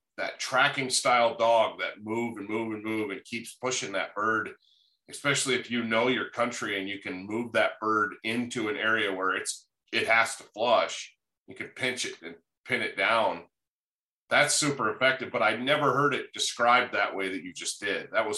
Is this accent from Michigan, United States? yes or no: yes; Upper Peninsula, Michigan, United States; now in Wyoming, United States; I grew up in the Upper Peninsula, as a lot of listeners know